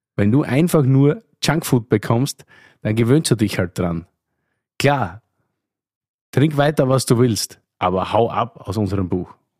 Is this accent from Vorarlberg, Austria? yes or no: no; Oberlungitz, Styria, Austria; moved away; Ich bin sozusagen im Wirtshaus aufgewachsen, in Oberlungitz, einem österreichischen 288 Seelendorf, eine halbe Stunde von Graz entfernt